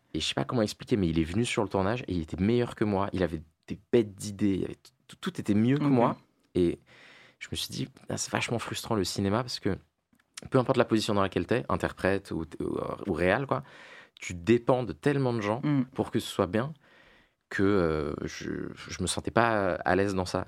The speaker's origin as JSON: {"language": "French", "area": "La Défense", "region": "Île-de-France", "country": "France", "tie": "born or raised there", "said": "moi j'ai grandi à La Défense"}